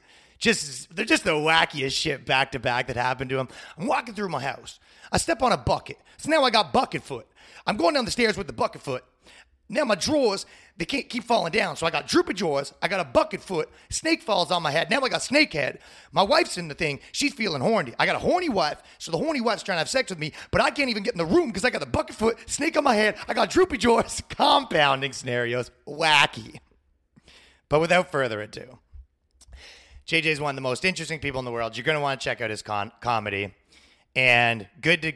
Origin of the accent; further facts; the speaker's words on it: Toronto, Ontario, Canada; moved away; I'm set up here in Toronto